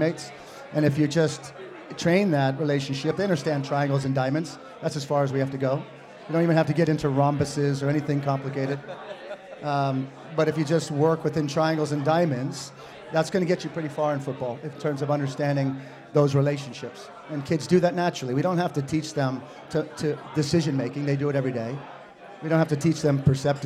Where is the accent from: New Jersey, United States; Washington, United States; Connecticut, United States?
Connecticut, United States; also born or lived in New Hampshire; I grew up in Connecticut